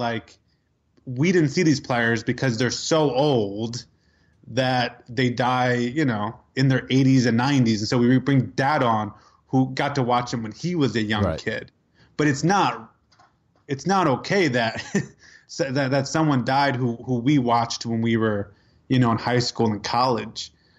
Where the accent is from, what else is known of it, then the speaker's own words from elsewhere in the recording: East Coast, United States; and I grew up here on the East Coast.